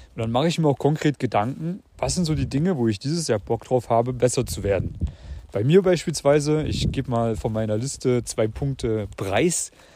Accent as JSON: {"language": "German", "country": "Germany", "tie": "born or raised there", "also_born_or_lived": "Vienna", "moved": "as an adult", "said": "Ich habe sowohl in dem kleinen Kuhkaff gelebt, in meiner Heimat in Deutschland"}